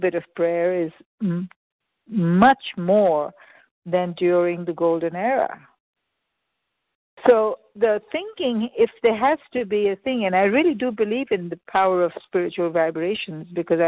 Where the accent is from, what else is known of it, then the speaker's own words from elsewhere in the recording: India; moved away; I was born in India.